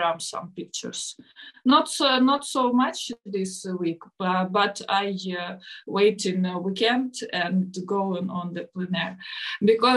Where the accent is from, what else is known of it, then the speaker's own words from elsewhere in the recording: Ukraine; English is a second language; I'm artist from Ukraine